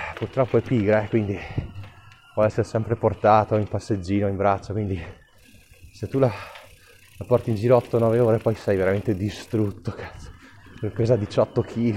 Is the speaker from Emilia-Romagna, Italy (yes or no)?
no; Trentino-Alto Adige, Italy; born or raised there